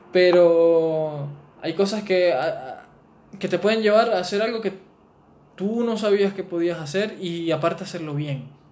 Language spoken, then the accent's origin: Spanish; Venezuela; moved away; nosotros como venezolanos